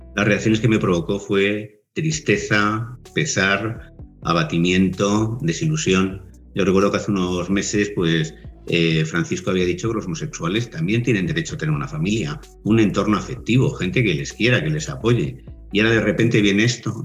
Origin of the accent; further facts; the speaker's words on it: Spain; Yo pertenezco a la tradición católica porque nací en España